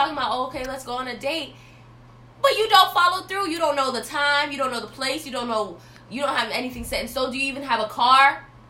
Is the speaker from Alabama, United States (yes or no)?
no; Florida, United States; moved away as an adult; now in North Carolina, United States; Because I'm from Florida, and coming up here to North Carolina has been such a different experience for me.